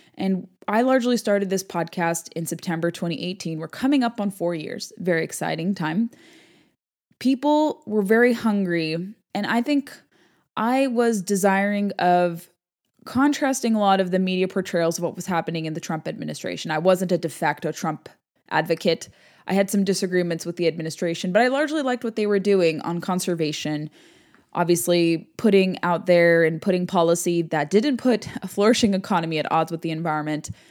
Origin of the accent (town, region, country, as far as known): California, United States; moved away